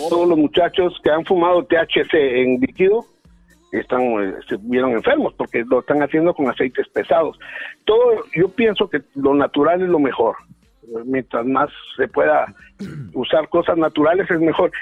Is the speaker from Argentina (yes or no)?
no; Guatemala; moved away; seré mexicano de corazón y de afecto, pero de nacimiento soy guatemalteco